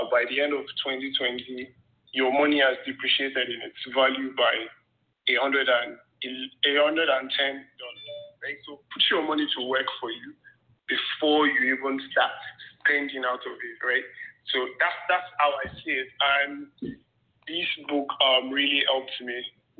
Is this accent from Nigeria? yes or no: yes; Nigeria; I grew up in, and I was raised in Nigeria, in a struggling family